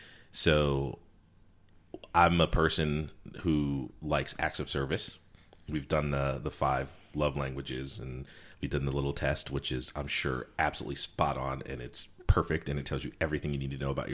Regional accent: Connecticut, United States; also born or lived in South Carolina / Virginia / Alabama; I'd say that I grew up in Connecticut because primarily that's where I spent most of my time, but I moved around a bunch. So I could also say I lived in and grew up in South Carolina or Virginia or even Alabama at first to a certain degree

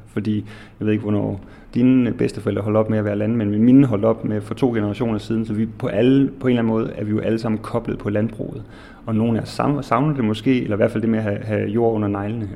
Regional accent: Odense, Southern Denmark, Denmark; moved away; har altid dyrket tomater med min familie derhjemme i Odense, hvor jeg kommer fra

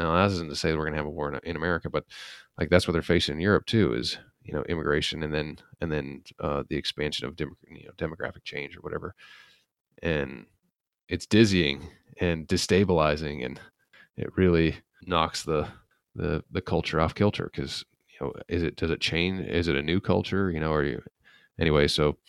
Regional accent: Salt Lake City, Utah, United States; so I'm from Utah, Salt Lake, and it's just, I remember going to Vegas and there wasn't anyone but white people there.

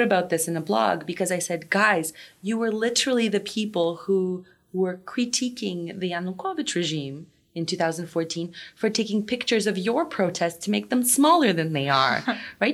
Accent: Ukraine; moved away; also born or lived in New York / London; in my home country

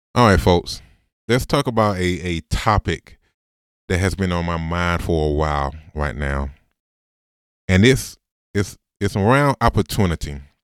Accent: Augusta, Georgia, United States; Came back to Augusta. Went to Augusta University, the school that I said I would never go to 'cause I'm from Augusta

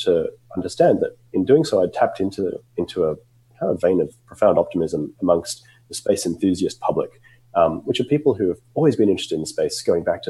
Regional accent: Australia; moved away as an adult; now in United States; I grew up in Australia, as you can probably tell from my accent

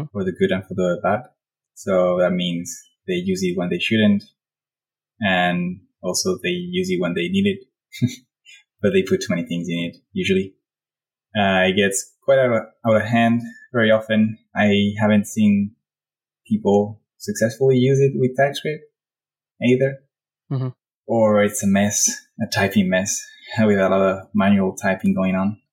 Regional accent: Spain; now in Paris, France; I live in Paris, I'm from Spain

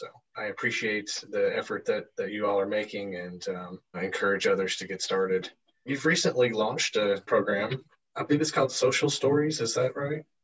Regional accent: Seattle, Washington, United States; SEA is my hometown airport. Those uh, who have listened to the podcast before know I'm from Seattle.

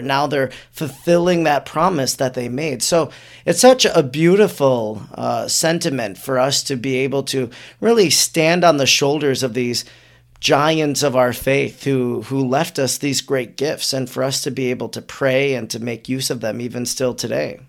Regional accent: Wisconsin, United States; I'm from Wisconsin

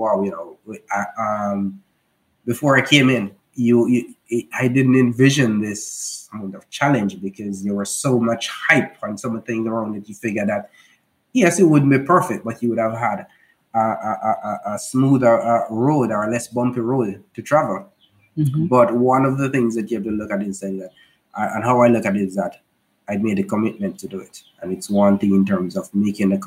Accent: Jamaica; we're from Jamaica

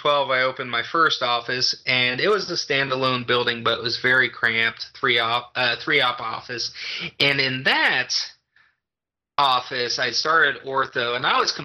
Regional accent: rural Kansas, United States; moved away; back in my hometown, back in rural Kansas, but the town that I grew up in and liked

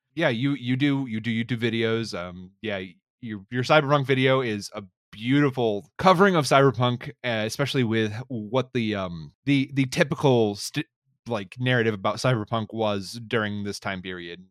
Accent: North Carolina, United States; I'm from North Carolina

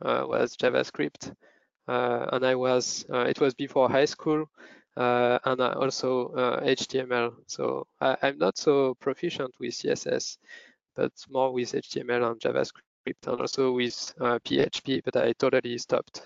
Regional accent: France; moved away as an adult; also born or lived in Lyon / Paris; now in Zurich, Switzerland; I was born in France 28 years ago.

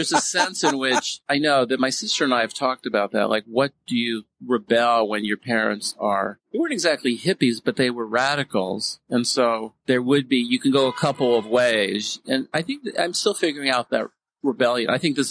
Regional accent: the Bay Area, California, United States; now in Seattle, United States; I grew up in the Bay Area.

